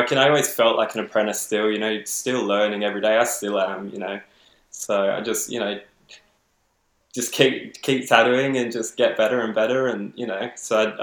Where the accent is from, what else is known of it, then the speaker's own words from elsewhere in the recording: Adelaide, South Australia, Australia; moved away as an adult; Uh, I'm from Adelaide originally, um, and so I moved over here about mm, two to three years ago, probably closer to three years.